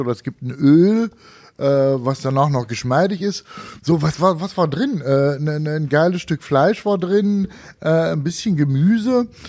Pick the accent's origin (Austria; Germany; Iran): Germany; Thuringia; ich bin Thüringer